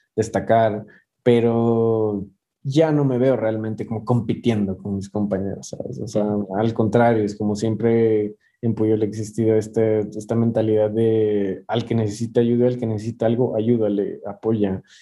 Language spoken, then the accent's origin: Spanish; Ecuador; moved away as an adult; now in Mexico City, Mexico; yo soy de Ecuador